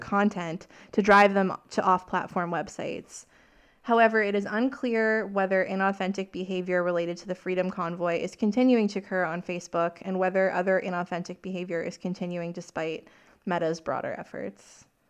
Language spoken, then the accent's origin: English; Saskatchewan, Canada; I'm from Saskatchewan